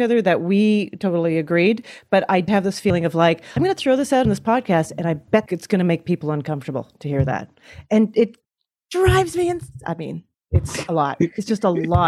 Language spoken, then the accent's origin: English; Canada; now in United States; As a Canadian